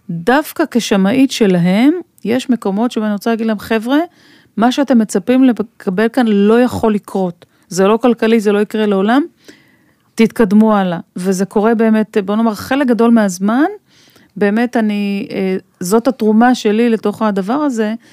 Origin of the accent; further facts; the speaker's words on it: Israel; now in Tel Aviv, Israel; אני היום גר בתל אביב, אבל גדלתי רוב השנים באזורים יותר כפריים.